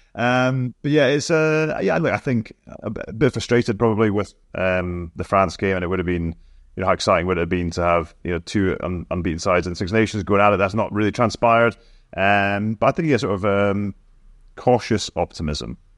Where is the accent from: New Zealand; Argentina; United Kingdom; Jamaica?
United Kingdom; Scotland; as a Scotsman